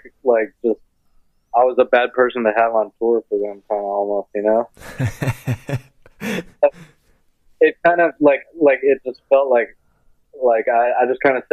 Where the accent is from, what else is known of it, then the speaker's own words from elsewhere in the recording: Orange County, California, United States; also born or lived in Santa Barbara; I grew up in Orange County, which is like 2 hours, like, south of there